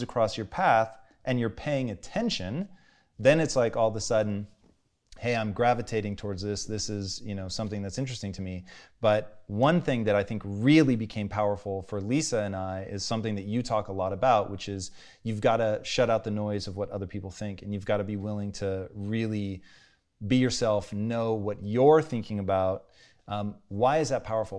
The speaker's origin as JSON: {"language": "English", "town": "Tacoma", "region": "Washington", "country": "United States", "tie": "born or raised there", "said": "growing up in Tacoma, dude, it was white people twenty-four"}